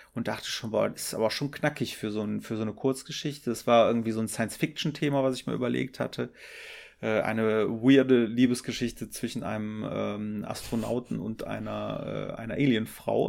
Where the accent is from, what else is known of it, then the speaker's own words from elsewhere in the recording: Düren, North Rhine-Westphalia, Germany; ich komme aus, aus Düren